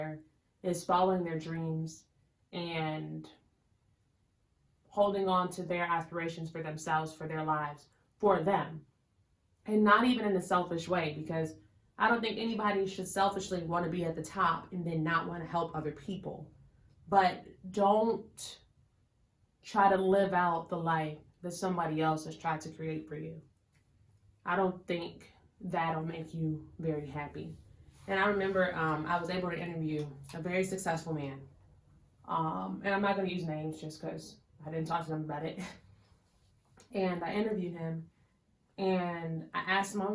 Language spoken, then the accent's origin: English; Chicago, Illinois, United States; where are you from? Chicago